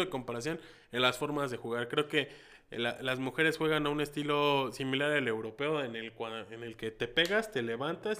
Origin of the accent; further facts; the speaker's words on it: Mexico; somos 130 millones de mexicanos